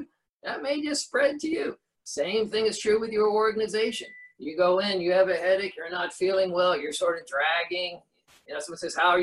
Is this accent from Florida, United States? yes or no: yes; Orlando, Florida, United States; I grew up in Orlando.